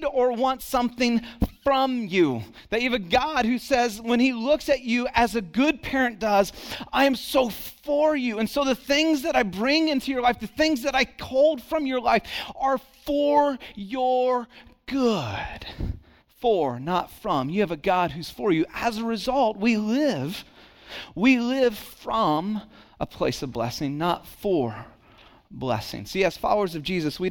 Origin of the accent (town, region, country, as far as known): Santa Cruz, California, United States; born or raised there; also born or lived in Dallas, Texas / Kaufman, Texas